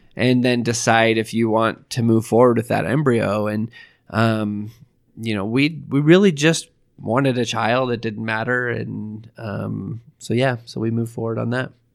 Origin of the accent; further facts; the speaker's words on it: Idaho, United States; moved away; I'm from Idaho